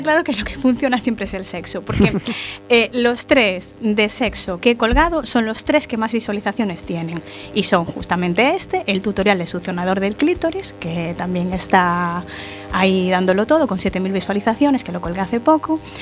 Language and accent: Spanish; Galicia, Spain; yo soy gallega